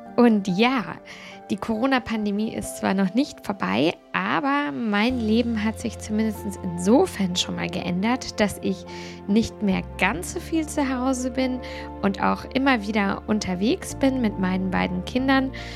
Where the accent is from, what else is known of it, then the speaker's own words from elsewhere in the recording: Germany; bei uns in Deutschland